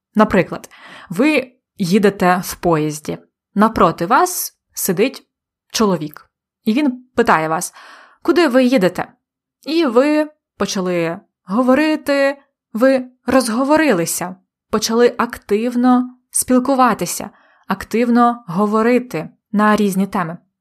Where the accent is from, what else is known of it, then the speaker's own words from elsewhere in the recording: Polonne, Khmelnytskyi Oblast, Ukraine; Моє рідне місто полонне на Хмельниччині